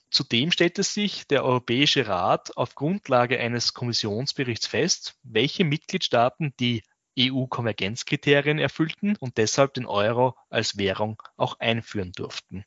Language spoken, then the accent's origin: German; Southern Burgenland, Austria; in meinen Ursprungsort, wo ich herkomme, also im Südburgenland